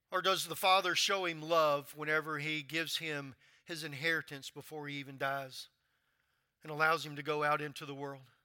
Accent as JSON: {"language": "English", "region": "Louisiana", "country": "United States", "also_born_or_lived": "North Carolina", "moved": "as an adult", "said": "I'm from Louisiana"}